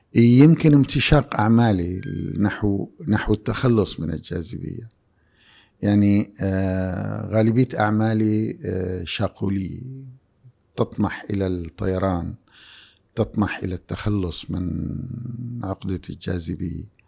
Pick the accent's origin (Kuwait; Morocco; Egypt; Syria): Syria; moved away as an adult; now in Jeddah, Saudi Arabia; بلدي سوريا